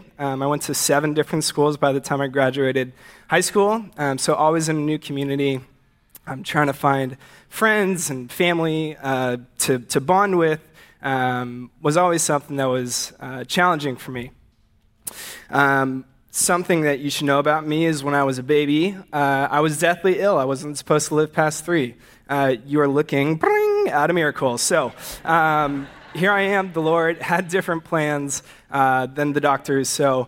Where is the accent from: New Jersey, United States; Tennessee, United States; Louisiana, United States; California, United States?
California, United States; Santa Barbara; now in San Diego, United States; I am originally from Santa Barbara. I've been down here in North County, San Diego now for 3 years on Thursday.